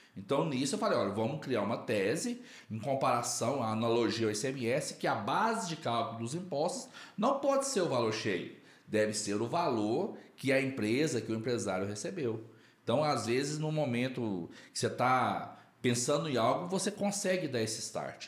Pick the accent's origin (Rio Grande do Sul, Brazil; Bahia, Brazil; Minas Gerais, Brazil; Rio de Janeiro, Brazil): Minas Gerais, Brazil; Quartel Geral; moved away as an adult; now in Brasília, Brazil; Eu sou de Quartel Geral, Minas Gerais.